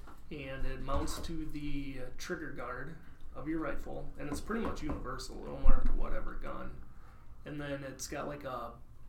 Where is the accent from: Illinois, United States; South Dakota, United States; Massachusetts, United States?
South Dakota, United States; Parkston; In Parkston.